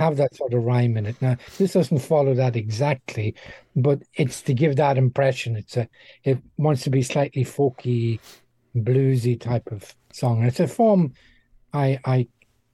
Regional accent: Dundalk, Leinster, Ireland; moved away as an adult; also born or lived in Middle East / Far East; now in United Kingdom; my hometown of Dundalk

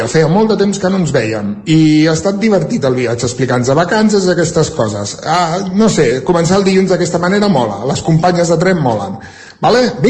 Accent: Centelles, Catalonia, Spain; Bon dia i bon dilluns. … de Centelles.

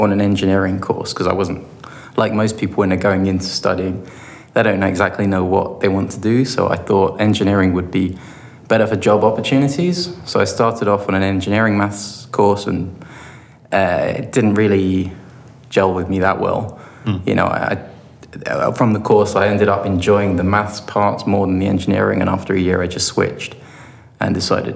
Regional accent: London, United Kingdom; moved away as an adult; also born or lived in Bristol / Southampton; I come from London originally

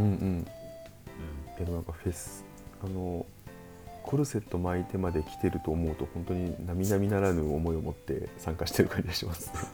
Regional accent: Shimane, Japan; moved away; 地元の島根の方

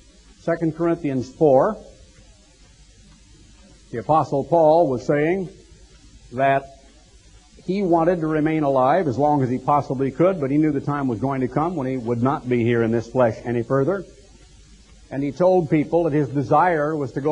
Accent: Eugene, Oregon, United States; growing up in Eugene, Oregon

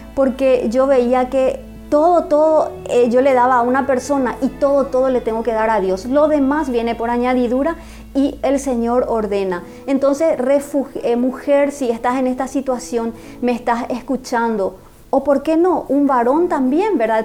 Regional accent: Asunción, Paraguay; nací en Asunción, en la capital acá de Paraguay.

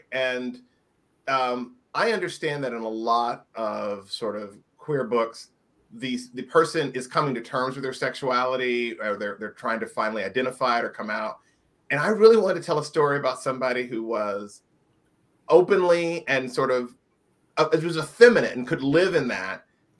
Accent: Indiana, United States; I grew up in Indiana, and I tell people it's seemingly very polite and very nice.

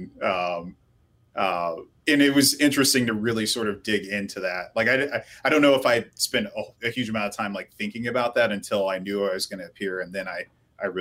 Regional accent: Chicago suburbs, Illinois, United States; I grew up in the Chicago suburbs

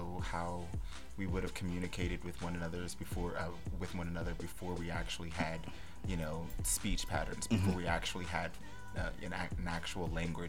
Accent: Salisbury, Maryland, United States; now in New York, United States; I grew up in Salisbury, Maryland.

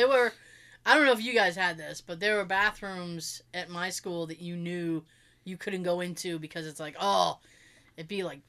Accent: East Bridgewater, Massachusetts, United States; I grew up in East Bridgewater

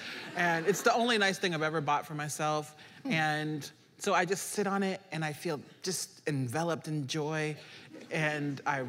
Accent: Nebraska, United States; You know, I grew up in Nebraska in a predominantly white area, but my parents raised my brothers and I as Haitians in America.

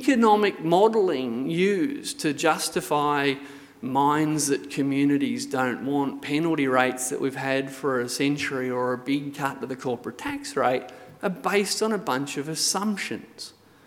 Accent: Hunter Valley, New South Wales, Australia; I grew up in the Hunter Valley

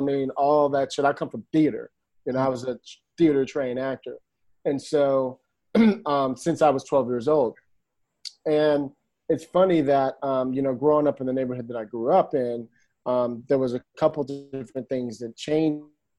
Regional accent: Detroit, Michigan, United States; born there; also born or lived in Brooklyn; now in Palo Alto, United States; I was born in Detroit. My father was a military guy, so I'm a military brat. So we traveled around a little bit. We moved to Brooklyn when I was two

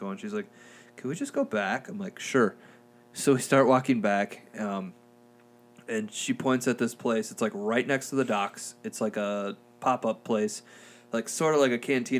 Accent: Springfield, Minnesota, United States; I'm from Springfield

